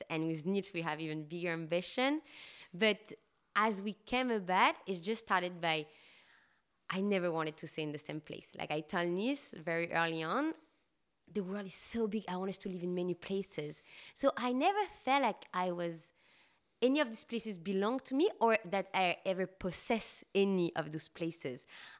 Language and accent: English; Paris, Île-de-France, France; In France, in Paris.